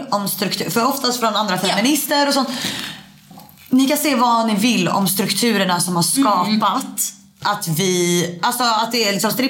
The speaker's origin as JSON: {"language": "Swedish", "country": "Sweden", "said": "jag som svensk"}